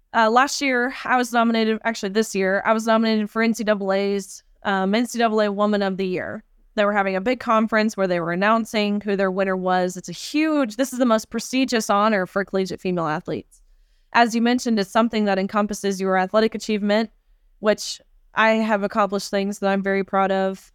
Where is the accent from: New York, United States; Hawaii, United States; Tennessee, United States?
Tennessee, United States; my home state of Tennessee